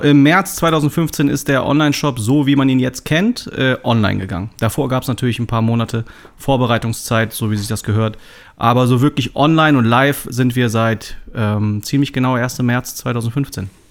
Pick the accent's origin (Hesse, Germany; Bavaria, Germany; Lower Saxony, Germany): Lower Saxony, Germany; Braunschweig; also born or lived in Hamburg; Ich bin ja ursprünglich gebürtiger Braunschweiger